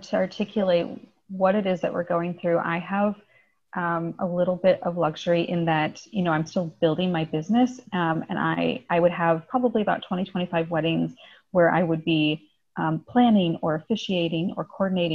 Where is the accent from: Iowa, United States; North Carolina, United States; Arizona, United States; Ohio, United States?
Iowa, United States; also born or lived in Illinois; now in Chicago, United States; My husband and I are originally from Iowa, actually, but I was born in Illinois